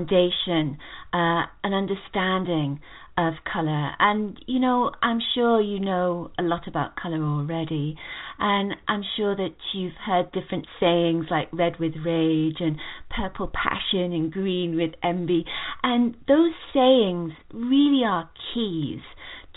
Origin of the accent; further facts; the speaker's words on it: England, United Kingdom; moved away as an adult; now in United States; I come from England originally.